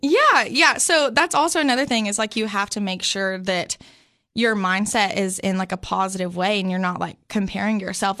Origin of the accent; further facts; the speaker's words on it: Sparta, Tennessee, United States; I grew up in this sweet little town of Sparta, Tennessee.